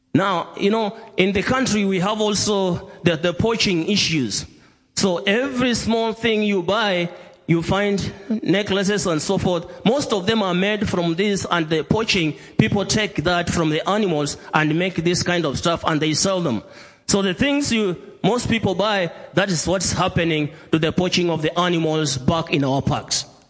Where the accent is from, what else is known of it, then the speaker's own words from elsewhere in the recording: Kenya; greetings from Kenya, from all the churches in Kenya